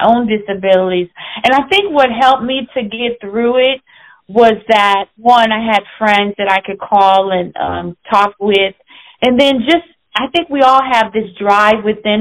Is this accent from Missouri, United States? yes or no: yes; St. Louis, Missouri, United States; I was raised partly in Illinois and St. Louis, Missouri.